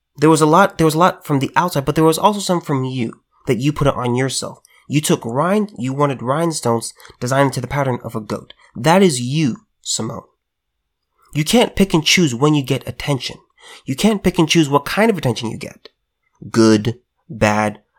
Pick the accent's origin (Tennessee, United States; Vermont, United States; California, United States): California, United States; as a California native, I just gotta say this. There will always be, there will always be a piece of California within me. Born, raised, lived here